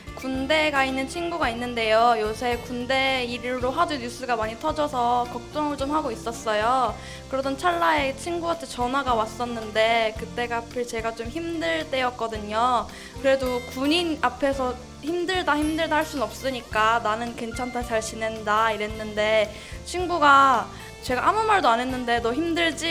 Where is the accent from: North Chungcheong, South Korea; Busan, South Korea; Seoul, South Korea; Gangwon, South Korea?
North Chungcheong, South Korea; Cheongju; moved away as an adult; 제 고향이 청주인데